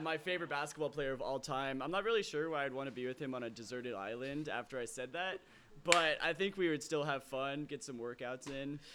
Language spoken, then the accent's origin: English; Lake Oswego, Oregon, United States; I grew up in Lake Oswego